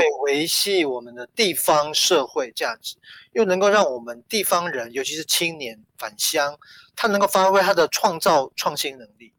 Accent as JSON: {"language": "Chinese", "country": "Taiwan", "said": "我们台湾人还不太习惯"}